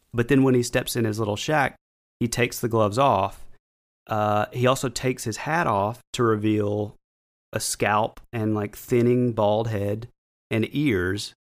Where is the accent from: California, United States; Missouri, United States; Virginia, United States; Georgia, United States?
Georgia, United States; North; we're from North Georgia